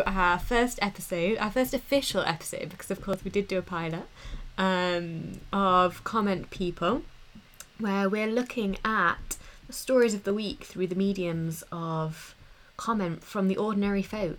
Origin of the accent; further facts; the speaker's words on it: Nottinghamshire, East Midlands, United Kingdom; moved away as an adult; also born or lived in East London; now in London, United Kingdom; And I'm originally from Nottinghamshire, but now I live in East London.